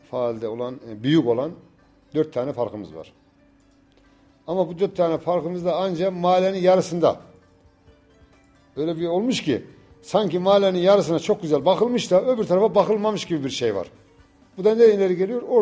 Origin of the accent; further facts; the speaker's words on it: Turkey; Doğma büyüme Yavuzhan çocuğuyum.